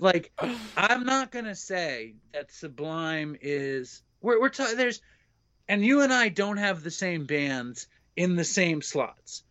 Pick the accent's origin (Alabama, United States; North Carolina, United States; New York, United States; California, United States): New York, United States; I grew up in Manhattan